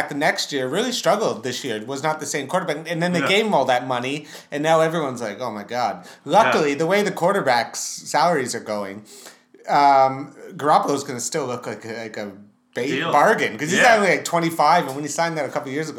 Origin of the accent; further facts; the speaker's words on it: Brantford, Ontario, Canada; moved away as an adult; also born or lived in Britain; now in United Kingdom; I watched it in my hometown of Brantford, Ontario